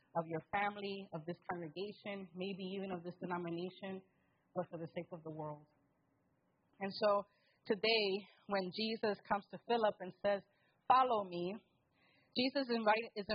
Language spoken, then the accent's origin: English; New York City, New York, United States; I'm from the Bronx